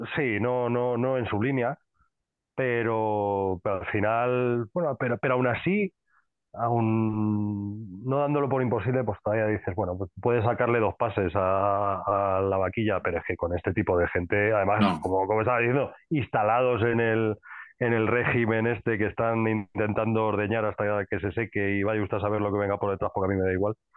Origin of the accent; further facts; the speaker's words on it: Madrid, Community of Madrid, Spain; soy de Madrid